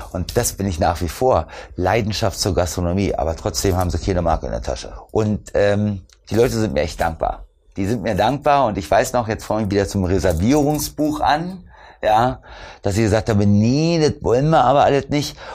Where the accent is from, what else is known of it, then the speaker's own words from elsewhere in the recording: East Germany, Germany; Ich komme ja aus dem Osten